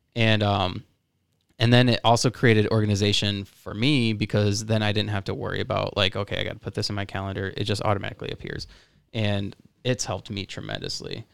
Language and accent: English; South Florida, United States; I'm from uh, South Florida